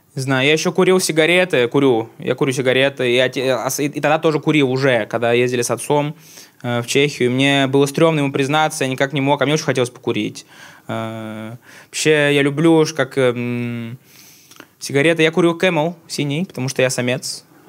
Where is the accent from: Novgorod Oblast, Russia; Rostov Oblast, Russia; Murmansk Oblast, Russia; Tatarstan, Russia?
Tatarstan, Russia; Я родом с Татарстана сам